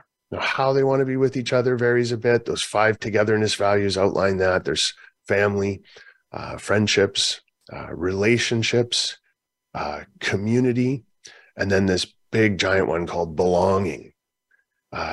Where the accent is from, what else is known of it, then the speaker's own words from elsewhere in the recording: Canada; I'm from Canada.